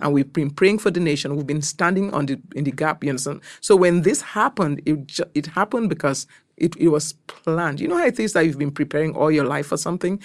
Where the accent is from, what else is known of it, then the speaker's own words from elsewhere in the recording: Cameroon; moved away as an adult; also born or lived in Nigeria; now in United States; I'm from Cameroon, West Africa. I've been in this country for close to about twenty-eight years